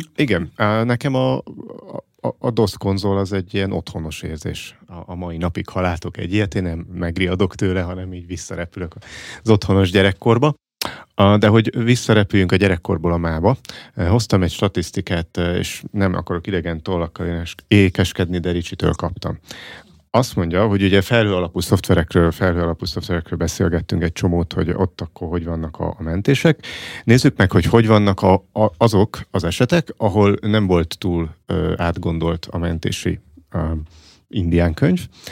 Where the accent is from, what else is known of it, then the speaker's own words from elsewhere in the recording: Fót, Pest, Hungary; én foton, ahol felnőttem